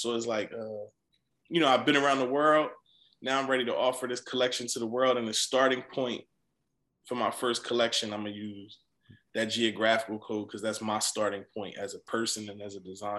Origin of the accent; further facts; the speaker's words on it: East Coast, United States; You know, it was ideal that I was from the East Coast